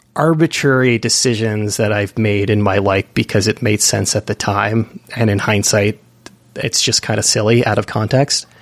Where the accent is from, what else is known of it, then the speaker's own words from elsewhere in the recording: East Bay, California, United States; I'm from the East Bay myself